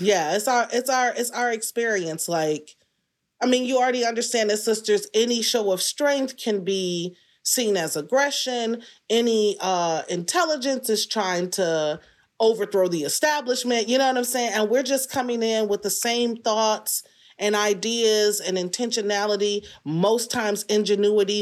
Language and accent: English; Detroit, Michigan, United States; I was born in Detroit. So, aside from a couple of stints away at college and moving away, couple of short tours, forty-five years I've been here.